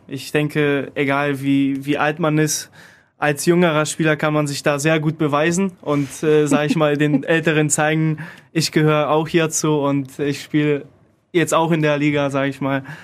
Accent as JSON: {"language": "German", "country": "Poland", "second_language": "German", "moved": "yes", "lives_now": "Krefeld, Germany", "said": "Ich komme aus Polen"}